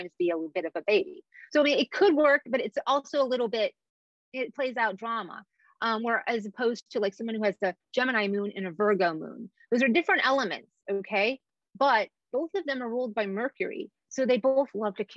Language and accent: English; Egypt; moved away; I was born in Egypt